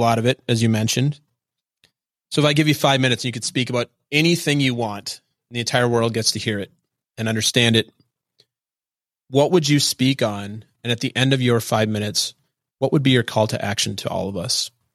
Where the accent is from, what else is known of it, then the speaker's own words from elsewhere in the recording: Minnesota, United States; moved away; I'm from Minnesota and I grew up in a very Midwestern culture